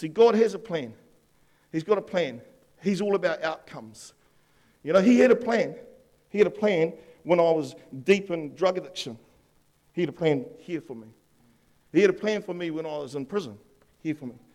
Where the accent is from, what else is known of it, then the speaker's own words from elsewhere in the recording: Upper Hutt, Wellington, New Zealand; I grew up in Upper Hutt, me and my brother, and there was a river out the back